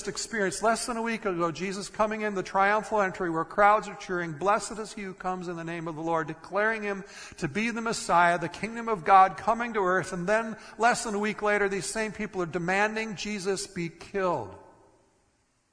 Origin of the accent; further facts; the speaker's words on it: Minnesota, United States; moved away; I grew up in Minnesota